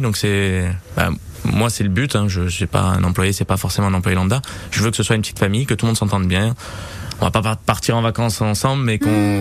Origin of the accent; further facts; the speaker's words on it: Nice, Provence-Alpes-Côte d'Azur, France; je suis niçois, je suis né à Nice et je suis vraiment amoureux de Nice